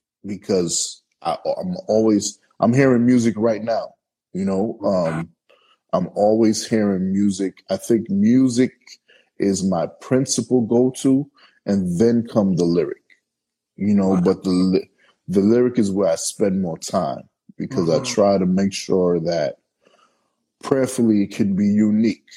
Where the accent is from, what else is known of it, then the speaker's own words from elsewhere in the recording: New York City, New York, United States; now in Los Angeles, United States; I'm from Brooklyn, New York. And I live in LA.